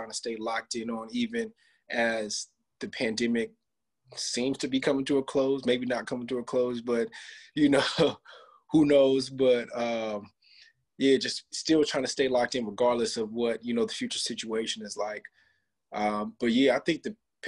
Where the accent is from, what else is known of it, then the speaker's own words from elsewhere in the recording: Rancho Cucamonga, California, United States; IE, I'm not from LA. I'm from the Inland Empire.